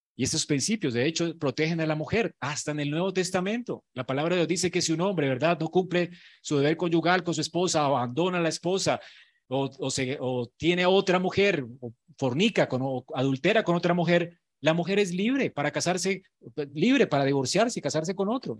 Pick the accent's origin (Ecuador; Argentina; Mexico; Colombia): Colombia; Los colombianos somos increíbles en creatividad